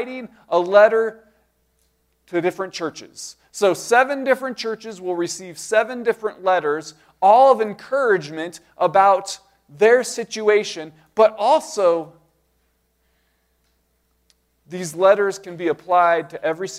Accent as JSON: {"language": "English", "country": "United States", "said": "as American Christians"}